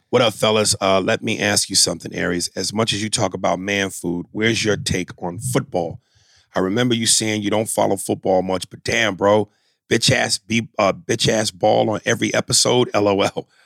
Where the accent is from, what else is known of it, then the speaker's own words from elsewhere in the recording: New York, United States; I'm a New Yorker and I wear the Yankee cap